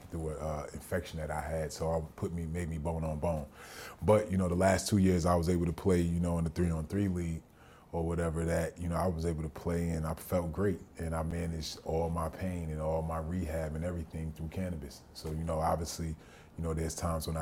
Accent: New Jersey, United States; I grew up in New Jersey during the D.A.R.E. era

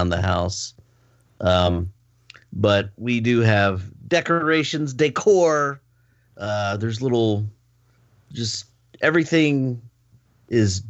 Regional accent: Texas, United States; We're from Texas

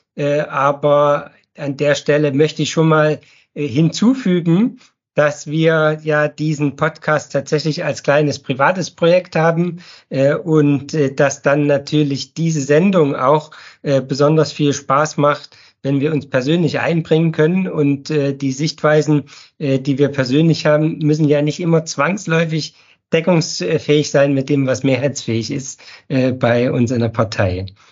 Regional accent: Pfiffelbach, Thuringia, Germany; now in Ettersburg, Germany; aufgewachsen bin ich in Pfiffelbach

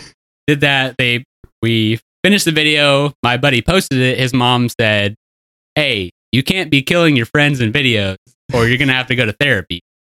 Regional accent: Coweta, Oklahoma, United States; moved away as an adult; also born or lived in Broken Arrow, Oklahoma / Colorado; I'm from Coweta. I lived there until we graduated

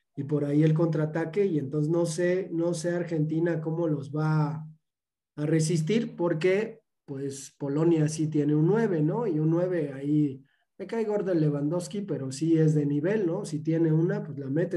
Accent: Mexico; como mexicanos

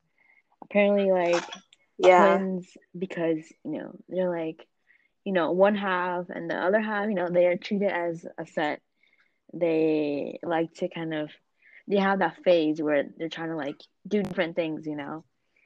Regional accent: Japan; I was born in Japan. I was, you know, I grew up there, so that Japanese side of me is definitely stronger in me.

